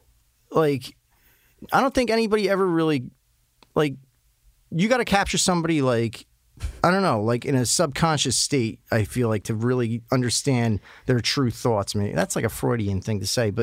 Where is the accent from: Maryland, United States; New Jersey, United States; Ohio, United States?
New Jersey, United States; accent: Jersey; the way I talk alone, my accent, people automatically assume I'm some douchey guy from Jersey.